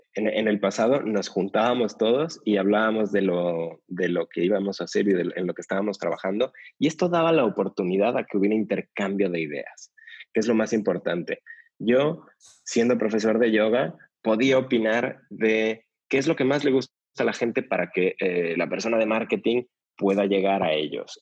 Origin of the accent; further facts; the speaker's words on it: Mexico City, Mexico; yo nací en la Ciudad de México